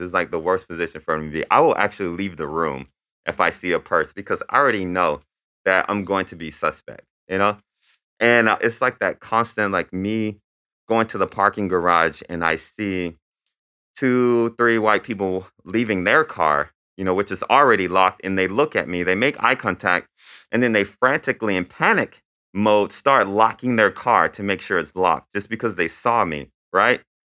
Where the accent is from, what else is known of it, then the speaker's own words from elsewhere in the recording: Lakeland, Florida, United States; I grew up in Lakeland, Florida